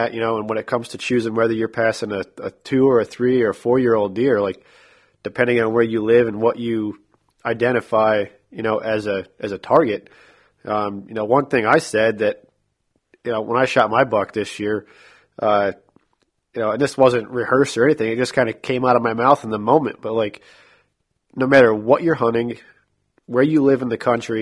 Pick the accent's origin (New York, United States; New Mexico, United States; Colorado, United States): New York, United States; now in Iowa, United States; growing up in New York